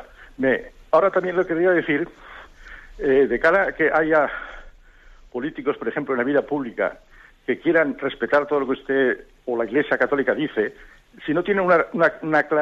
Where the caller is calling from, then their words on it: Almería, Andalusia, Spain; de Almería.